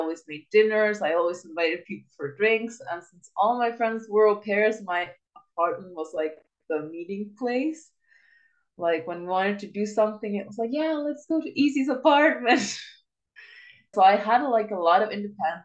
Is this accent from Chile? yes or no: yes; Chile; moved away as an adult; I was living in Chile in my hometown.